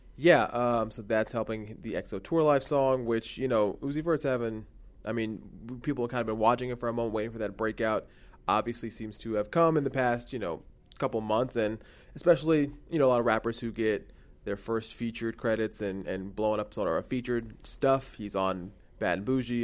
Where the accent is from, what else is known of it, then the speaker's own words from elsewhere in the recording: Houston, Texas, United States; I'm from Houston